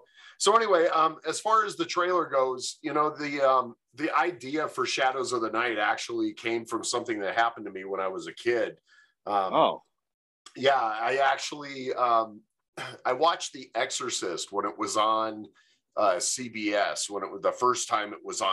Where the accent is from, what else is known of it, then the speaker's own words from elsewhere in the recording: Michigan, United States; also born or lived in California; now in Grand Junction, United States; I live in Grand Junction, Colorado. I've lived here for about 16 years. And originally, I'm from Michigan. Spent most of my life in California, so it's definitely I've been around a little bit.